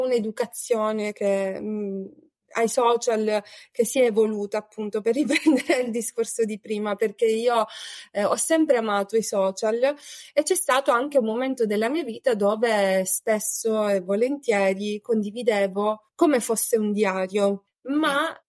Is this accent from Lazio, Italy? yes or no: no; Sicily, Italy; ho 34 anni, eh, sono siciliana